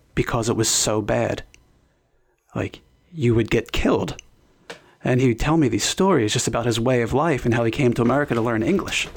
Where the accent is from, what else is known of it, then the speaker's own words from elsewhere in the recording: Philadelphia, Pennsylvania, United States; I was born in South Philadelphia.